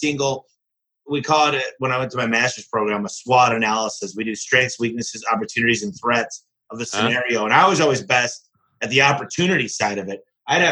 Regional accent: Michigan, United States; my home state, which is Michigan

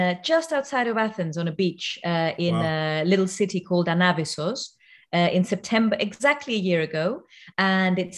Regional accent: Cyprus; now in London, United Kingdom; I'm from Cyprus originally

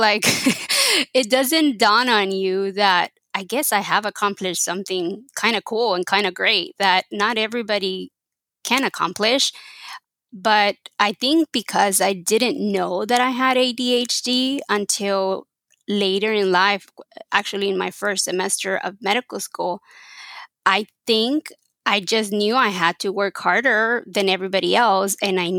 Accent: Texas, United States; born there; first language Spanish; English is a second language; And so obviously Spanish was my primary language and my only language till I was 10. But I was born in Texas

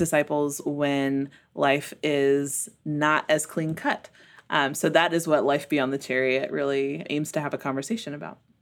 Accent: Memphis, Tennessee, United States; moved away as an adult; also born or lived in Costa Rica / Mexico / Dodge City, Kansas; now in Tyler, Texas, United States; growing up in Memphis

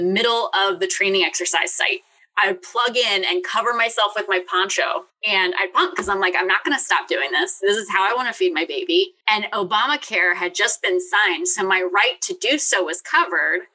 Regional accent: Richmond, Virginia, United States; I'm from Richmond, Virginia.

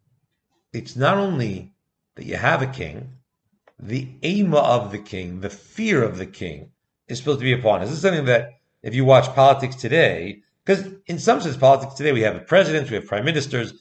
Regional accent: United States; moved away; I grew up in America, I grew up in the US

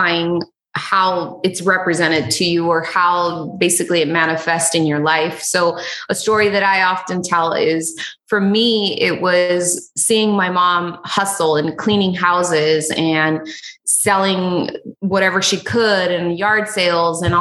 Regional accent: Los Angeles, California, United States; also born or lived in Huntington Beach, California; I grew up in East Los Angeles for the majority of my life.

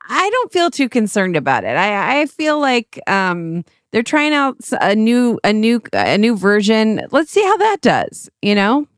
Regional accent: Cleveland, Ohio, United States; accent: flat A's; also born or lived in New York, New York; now in Los Angeles, United States; We're from Cleveland

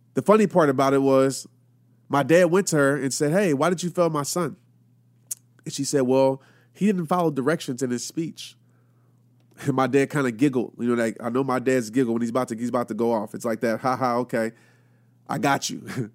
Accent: Louisiana, United States; also born or lived in Arkansas; growing up, I lived in a city in Louisiana. And my dad, we moved from Arkansas

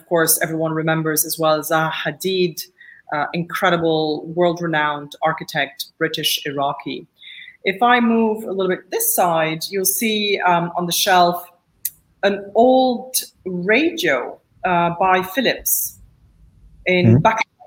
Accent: Beirut, Beirut Governorate, Lebanon; I became a journalist because I grew up in Lebanon. I grew up in the civil war here, not far from where I am right now, which is close to the National Museum of Beirut

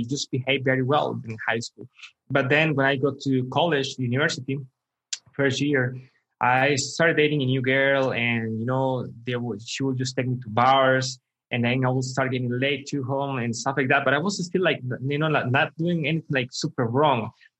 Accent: Costa Rica; Costa Rica. Yeah. Okay. Costa Rica. Yeah. So I was like always middle class. My mother always worked very hard for us.

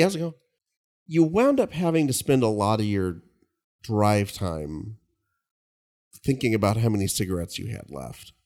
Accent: Kingsburg, California, United States; my hometown of Kingsburg

